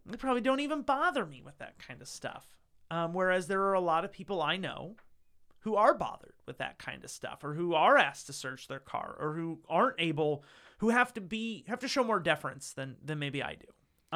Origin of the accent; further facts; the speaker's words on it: Northeast Ohio, United States; I grew up in a town that's that's uh you know Northeast Ohio